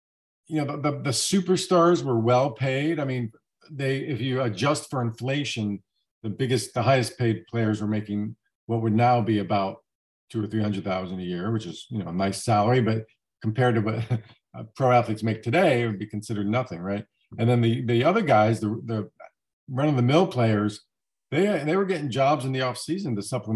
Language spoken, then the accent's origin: English; Miami, Florida, United States; I grew up in Miami. I was a 9-year-old kid during that perfect season